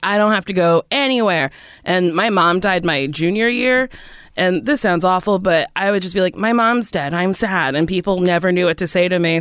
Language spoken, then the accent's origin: English; Middletown, New Jersey, United States; moved away as an adult; also born or lived in New York; Where'd I come from? Middletown, New Jersey